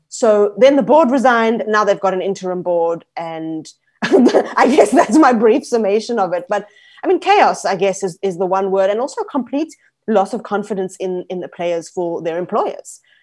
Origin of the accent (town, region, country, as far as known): South Africa